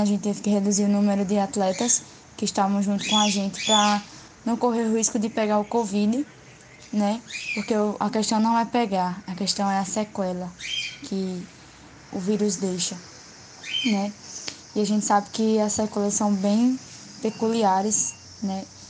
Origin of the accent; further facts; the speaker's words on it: Natal, Rio Grande do Norte, Brazil; eu nunca saí de Natal e não pretendo sair daqui